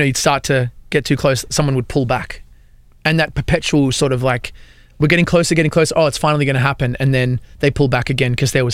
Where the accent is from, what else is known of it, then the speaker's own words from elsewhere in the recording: Australia; moved away as an adult; now in Nashville, United States; I'm from Australia